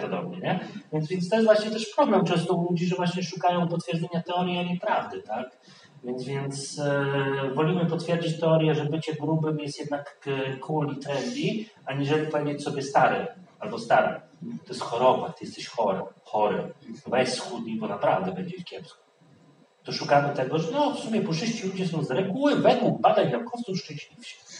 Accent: Poland; jestem Polakiem i się urodziłem w Polsce

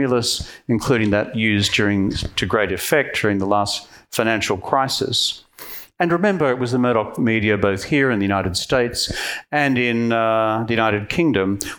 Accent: Queensland, Australia; I'm from Queensland

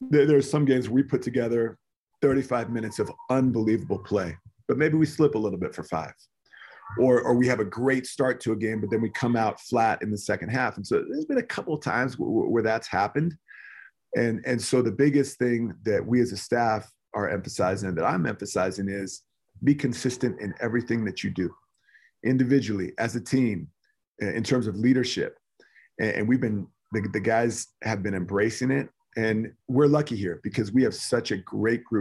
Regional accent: California, United States; now in Utah, United States; Growing up in California, going to places like Yosemite with my parents and family

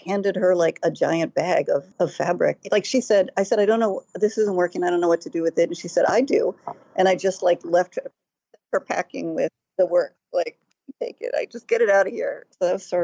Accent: United States; I grew up outside of Washington

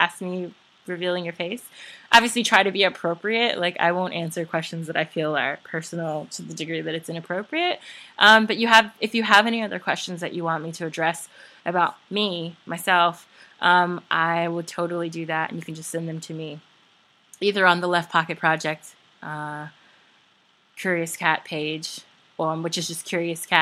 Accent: Memphis, Tennessee, United States; moved away as an adult; also born or lived in New York; now in Baltimore, United States; I'm originally from Memphis, Tennessee. And I lived there until I was 18

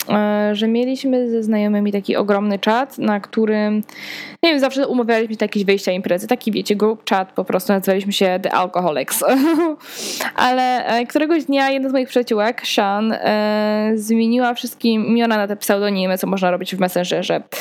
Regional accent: Poland; Ale wiadomo, że zawsze mówiłam, że z Polski, no bo jak miałam, co miałam kłamać.

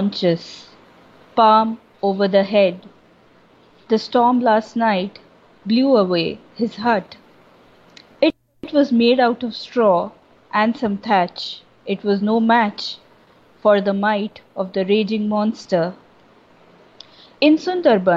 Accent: Kolkata, West Bengal, India; now in Chennai, India; I grew up in Calcutta, so I have plenty of friends there

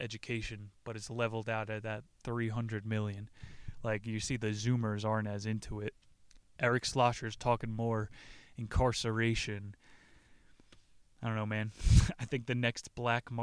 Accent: New Jersey, United States; my home state, New Jersey

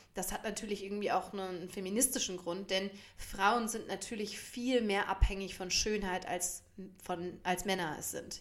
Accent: Germany; bei uns in Deutschland

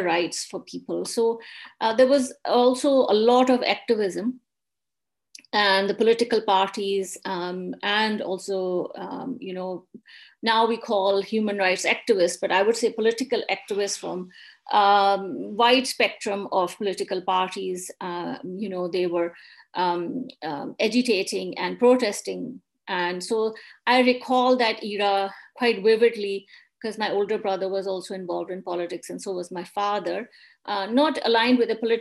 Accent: Rawalpindi, Punjab, Pakistan; also born or lived in Islamabad, Pakistan; now in Glasgow, United Kingdom; I grew up in Pakistan in the province of Punjab in city Rawalpindi

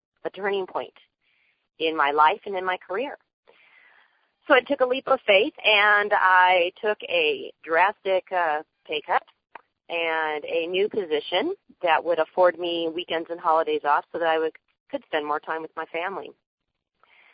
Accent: Riverside, California, United States; I'm from Riverside, California

